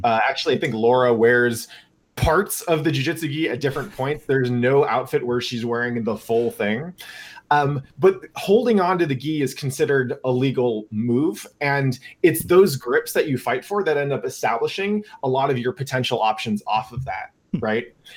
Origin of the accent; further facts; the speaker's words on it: Northern California, United States; I grew up in NorCal